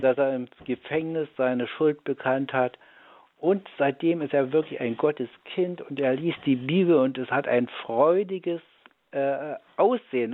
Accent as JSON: {"language": "German", "country": "Germany", "tie": "born or raised there", "also_born_or_lived": "Wittenberg", "said": "ich bin ja auch in der DDR groß geworden"}